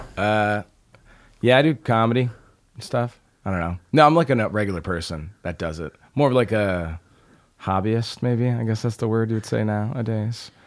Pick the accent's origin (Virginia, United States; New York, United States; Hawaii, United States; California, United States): New York, United States; Albany; moved away as an adult; I grew up in Albany